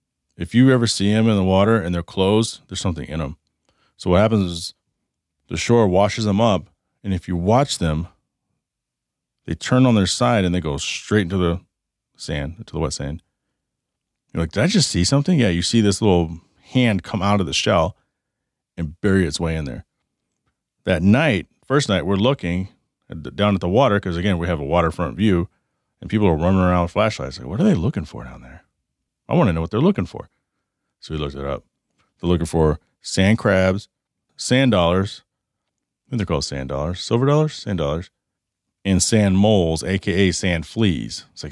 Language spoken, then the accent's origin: English; the South, United States; So it reminds me of chiggers, the sand fleas growing up in the South near, you know, Oklahoma and Texas and stuff like that.